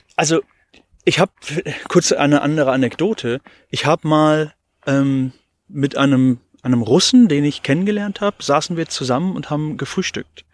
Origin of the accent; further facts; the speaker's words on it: Hildesheim, Lower Saxony, Germany; ich bin eben in Hildesheim in der Stadt geboren